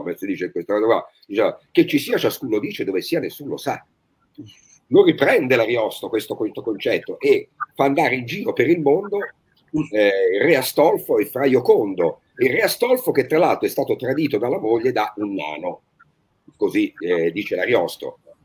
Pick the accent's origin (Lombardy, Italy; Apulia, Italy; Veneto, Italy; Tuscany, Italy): Tuscany, Italy; noi da toscano